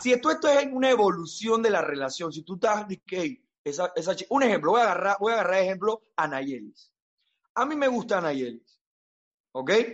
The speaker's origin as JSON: {"language": "Spanish", "country": "Panama"}